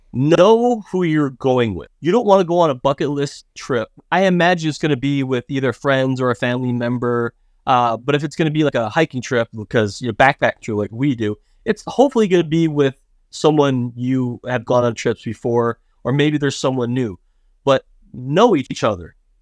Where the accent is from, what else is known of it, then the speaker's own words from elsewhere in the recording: United States; as an American